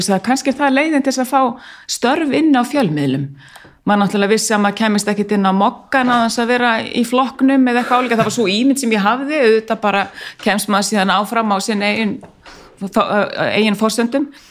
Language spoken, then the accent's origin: Icelandic; Reykjavík, Capital Region, Iceland; er úr Háalétiskverfinu ólst upp í Savamýrinni aðalega, 15 ár